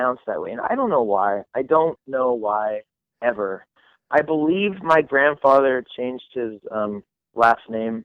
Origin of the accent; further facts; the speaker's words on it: Coeur d'Alene, Idaho, United States; also born or lived in Canada; we moved like 2 hours south, which is where we are now, in Coeur d'Alene, Idaho. So yeah, this is my hometown